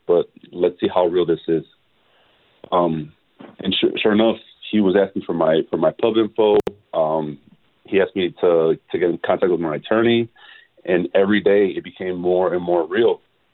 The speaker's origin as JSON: {"language": "English", "town": "Milwaukee", "region": "Wisconsin", "country": "United States", "tie": "born or raised there", "said": "I'm born and raised in Milwaukee"}